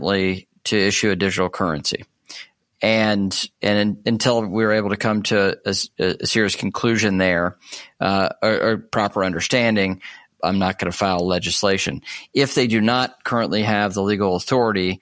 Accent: United States; as an American

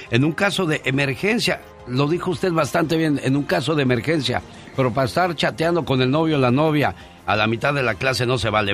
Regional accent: Veracruz, Mexico; moved away; un día salí de Veracruz pero Veracruz nunca salió de mí

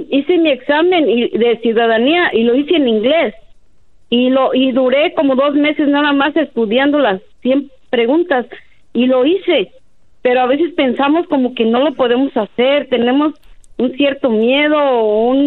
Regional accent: Mexico; moved away; nosotros los que venimos de México, en este caso yo vengo de México

